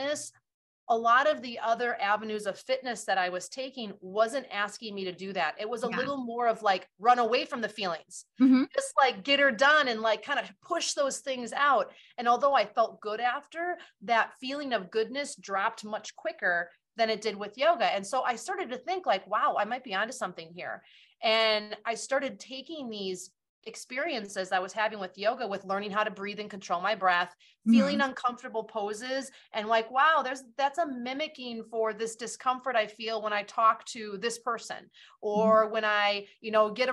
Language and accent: English; Wisconsin, United States; my hometown here in Wisconsin